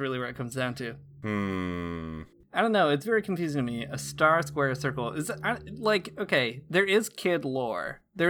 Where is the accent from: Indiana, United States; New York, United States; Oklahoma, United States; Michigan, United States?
Michigan, United States; Saying y'all is so bad because I'm from Northern Michigan and I obviously am not. It's not a natural thing for me.